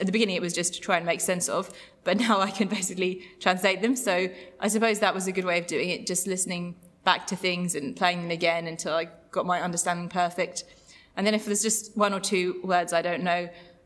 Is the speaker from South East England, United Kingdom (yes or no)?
no; London, United Kingdom; I was growing up in London